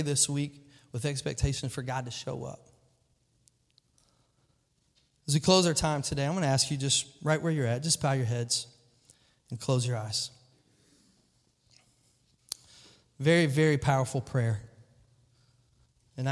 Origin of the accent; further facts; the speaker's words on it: Kentucky, United States; I'm a goober from Kentucky